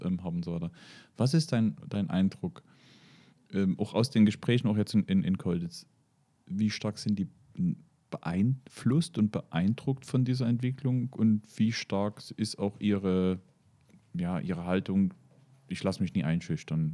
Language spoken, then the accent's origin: German; Moritzburg, Saxony, Germany; weil es mein Heimatort ist